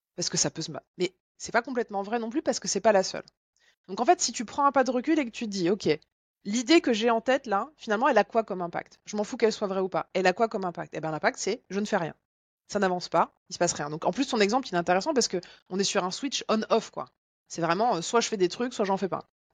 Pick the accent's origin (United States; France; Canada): France; Bourgogne-Franche-Comté; je viens de Franche-Comté